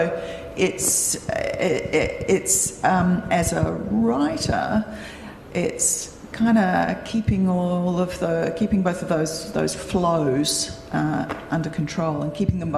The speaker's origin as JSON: {"language": "English", "town": "Perth", "region": "Western Australia", "country": "Australia", "tie": "born or raised there", "moved": "yes", "said": "So I grew up in Perth and my publisher is based in Perth."}